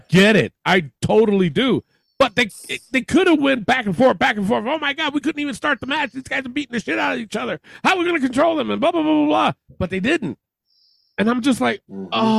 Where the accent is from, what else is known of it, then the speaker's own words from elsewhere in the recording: Albany, New York, United States; Where Raw was in my hometown